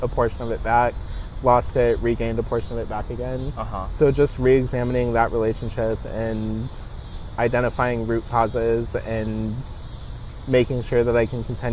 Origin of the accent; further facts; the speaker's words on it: Kansas City, United States; moved away as an adult; getting out of Kansas City and getting out of like my hometown